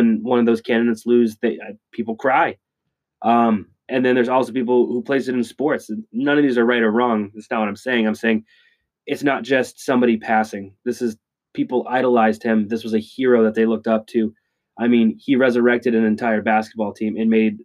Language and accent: English; New England, United States; I grew up in New England